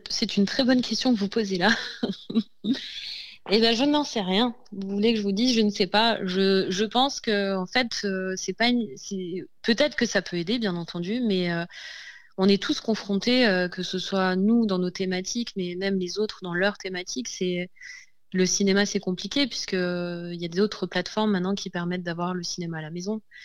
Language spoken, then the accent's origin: French; Provence-Alpes-Côte d'Azur, France; nous sommes euh, mar-alpins, donc euh, nous venons du département des Alpes-Maritimes